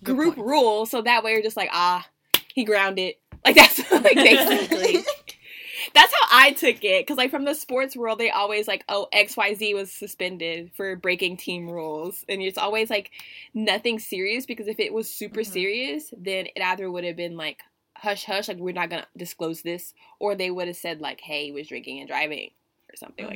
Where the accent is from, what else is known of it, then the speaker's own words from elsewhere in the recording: United States; I'm from America